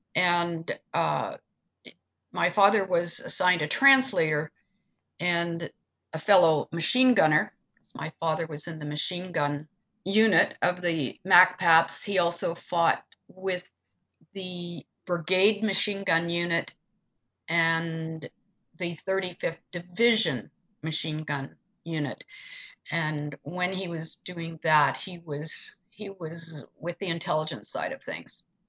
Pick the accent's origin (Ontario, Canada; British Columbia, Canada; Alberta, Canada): Ontario, Canada; Peterborough; growing up in Peterborough